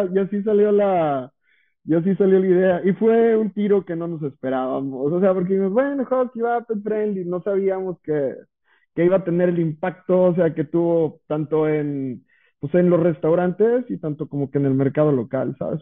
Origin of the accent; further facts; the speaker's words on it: Santiago, Nuevo León, Mexico; yo soy originario de Villa de Santiago